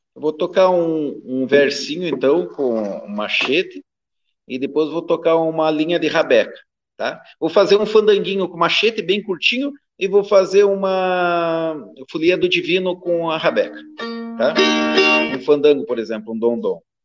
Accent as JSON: {"language": "Portuguese", "country": "Brazil", "accent": "Caiçara"}